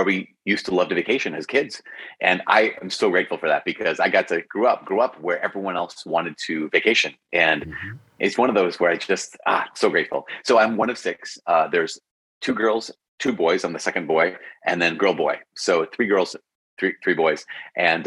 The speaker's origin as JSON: {"language": "English", "region": "Minnesota", "country": "United States", "tie": "born or raised there", "also_born_or_lived": "Oak Park, Illinois", "said": "I was born in Oak Park, Chicago, Illinois. My dad was finishing up residency at Cook County General Hospital. I'm the fourth of six kids. And so, he finished up his residency there. And 9 months later, so I don't have any memory of it, but 9 months later, they moved back to Minnesota"}